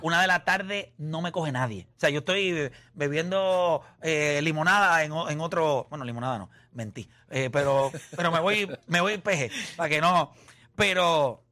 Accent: Caguas, Puerto Rico; yo soy de Caguas

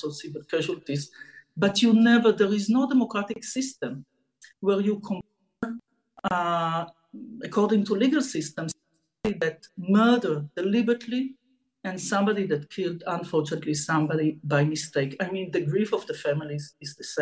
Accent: Israel; I'm used to be in a war zone since I was born in Israel

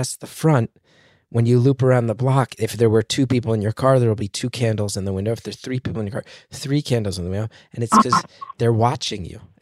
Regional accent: New Jersey, United States; I'm from New Jersey

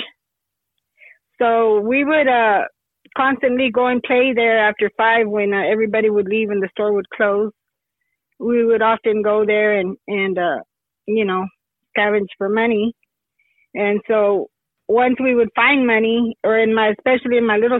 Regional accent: Lovington, New Mexico, United States; now in Hobbs, United States; right now I live in Hobbs, New Mexico, which is about 30 miles out of Lovington, New Mexico, where I was born and raised

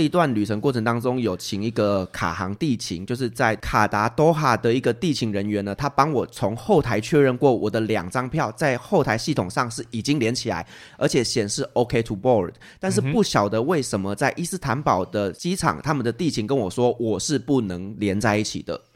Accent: Taiwan; 我是台湾人，啊，我要回台湾，啊，这是台湾 I D， 啊，这是我的台湾护照

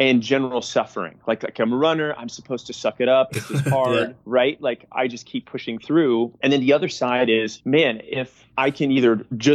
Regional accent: New England, United States; I grew up in New England

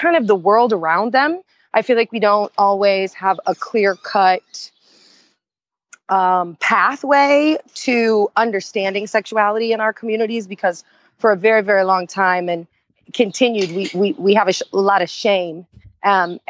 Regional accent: Indiana, United States; growing up in Indiana with a mother who is a lesbian, I was closeted

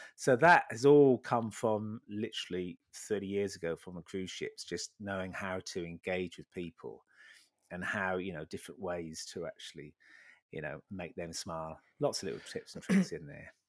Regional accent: Sheringham, East of England, United Kingdom; I was born in Sheringham, Sheringham, bit of a North at boy.

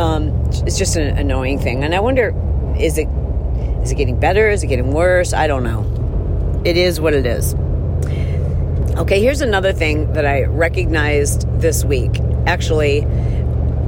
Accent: Midwest, United States; growing up in the Midwest

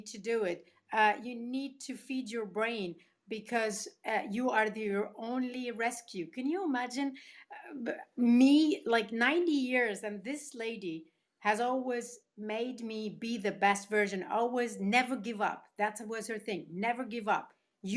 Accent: Tunisia; moved away; also born or lived in Spain; I grew up in Tunisia and Spain myself. So my mother is Tunisian.

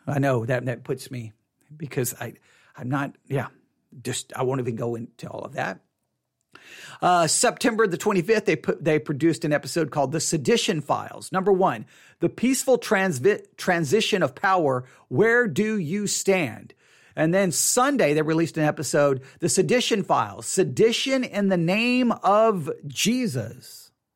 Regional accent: Texas, United States; I'm a Texan

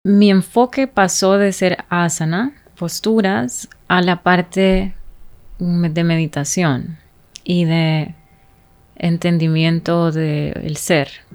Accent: Honduras; creciendo en Honduras

